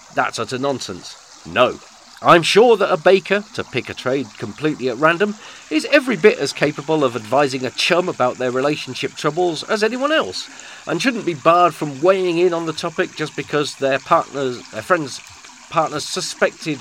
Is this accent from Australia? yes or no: no; United Kingdom; we are British. And as such, as Britishers